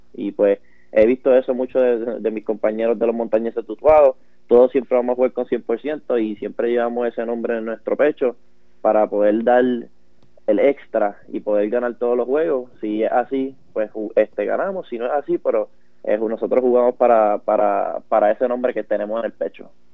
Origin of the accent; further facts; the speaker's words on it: Puerto Rico; yo soy eh, originalmente de Cabo, Puerto Rico